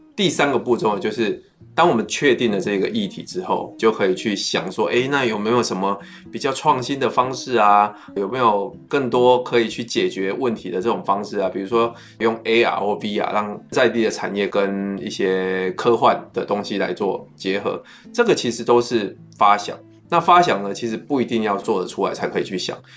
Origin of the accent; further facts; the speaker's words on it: Wandan, Pingtung County, Taiwan; moved away; 就是我的故乡万丹。